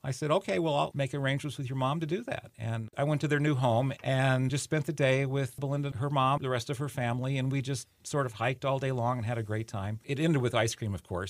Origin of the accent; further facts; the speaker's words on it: California, United States; moved away; I grew up in California